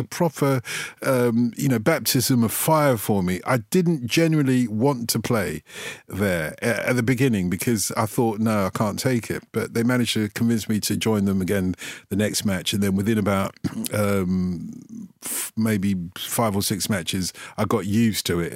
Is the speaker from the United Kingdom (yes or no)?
yes; London, United Kingdom; I grew up in Tottenham